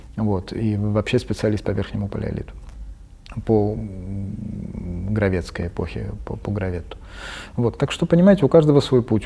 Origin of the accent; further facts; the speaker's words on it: Tbilisi, Georgia; moved away; Я родом из Тбилиси, родился там и вырос, даже поступил в Тбилисский университет